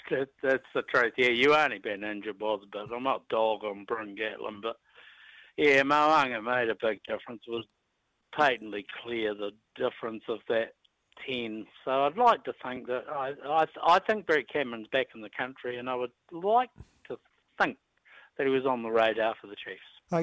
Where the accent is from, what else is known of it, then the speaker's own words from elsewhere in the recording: Pukekohe, Auckland, New Zealand; I'm a from Pukekohe